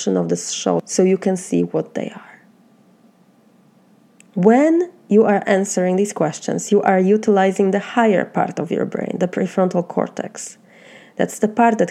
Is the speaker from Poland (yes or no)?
yes; Poland; accent: Polish; English is a second language; moved away as an adult; now in United States; my Polish accent and my Polish heart